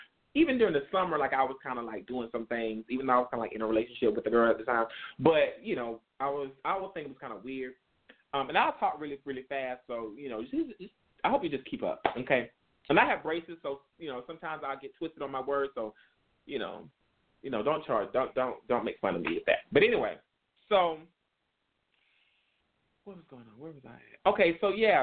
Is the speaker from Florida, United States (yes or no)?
no; South Carolina, United States; growing up in South Carolina